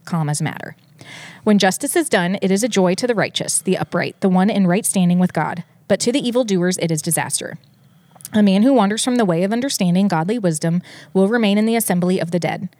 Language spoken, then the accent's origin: English; Detroit, Michigan, United States; I was born in Detroit